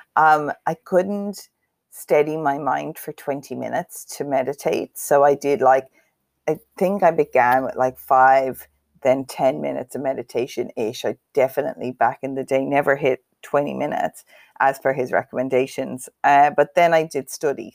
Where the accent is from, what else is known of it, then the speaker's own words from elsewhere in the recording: Cavan, Ulster, Ireland; I am from Cavan